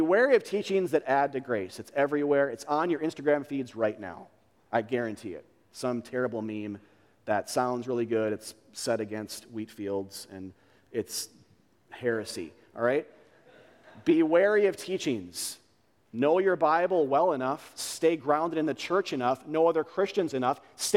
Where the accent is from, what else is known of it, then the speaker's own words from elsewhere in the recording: United States; We're American believers